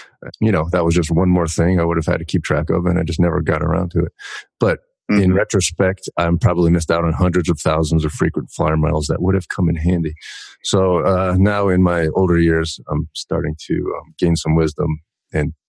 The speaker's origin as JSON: {"language": "English", "town": "Coral Springs", "region": "Florida", "country": "United States", "tie": "born or raised there", "also_born_or_lived": "New York City / Fort Lauderdale, Florida", "moved": "as an adult", "lives_now": "Corfu, Greece", "said": "I was born in New York City. I grew up in South Florida. So I lived in a town called Coral Springs, Florida, on the Everglades."}